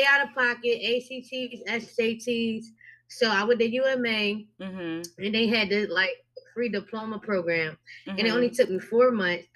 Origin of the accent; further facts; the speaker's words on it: Philadelphia, Pennsylvania, United States; I am from Philadelphia.